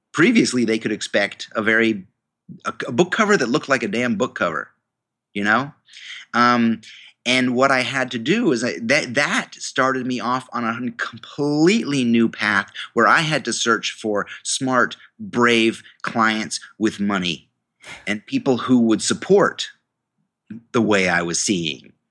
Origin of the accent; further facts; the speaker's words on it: New York, United States; I went to the university in my hometown, um, a state university of New York.